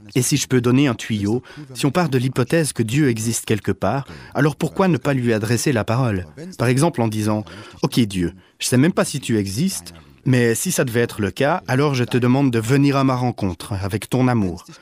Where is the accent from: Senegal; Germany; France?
Germany; je suis allemand